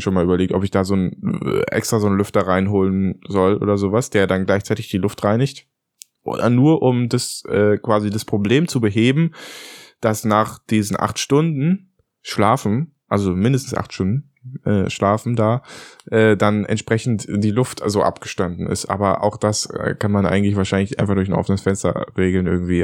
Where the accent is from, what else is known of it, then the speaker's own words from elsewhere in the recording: Berlin, Germany; als Berliner eingefleischter Fahrradfahrer